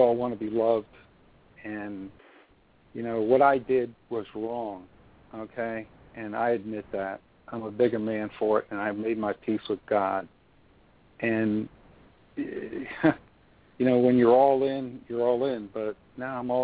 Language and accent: English; New York City, New York, United States; now in Orlando, United States; I'm from New York City originally. I came here in Orlando.